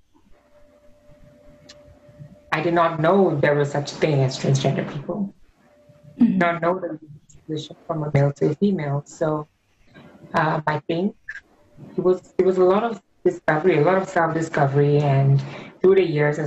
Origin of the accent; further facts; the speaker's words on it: Singapore; I'm from Singapore